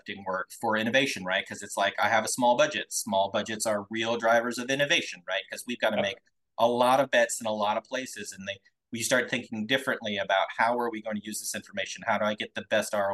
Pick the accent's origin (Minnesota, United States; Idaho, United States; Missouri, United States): Idaho, United States; Twin Falls; I grew up in Idaho, tiny little town called Twin Falls